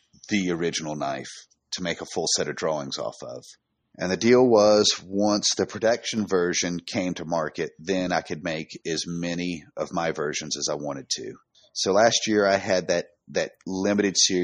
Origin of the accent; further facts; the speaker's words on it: North Georgia, United States; I grew up running around the North Georgia woods